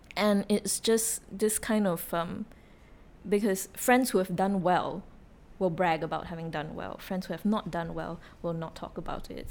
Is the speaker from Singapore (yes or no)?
yes; Singapore; I was from Singapore